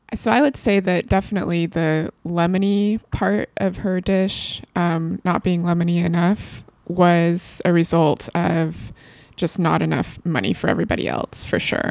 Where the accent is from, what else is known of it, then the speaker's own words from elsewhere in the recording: West Coast, United States; I'm both from the West Coast